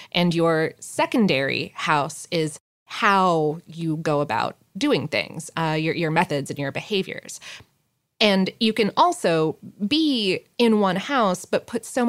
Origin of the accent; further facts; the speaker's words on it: Omaha, Nebraska, United States; now in Lincoln, United States; I am from Omaha, which is a larger city, and was both confused and appalled by the cinnamon roll and chili combo when I moved to Lincoln.